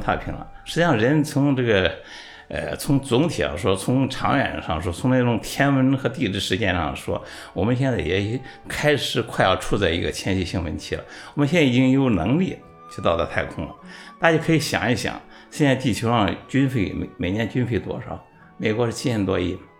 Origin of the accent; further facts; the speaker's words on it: China; 作为一个中国人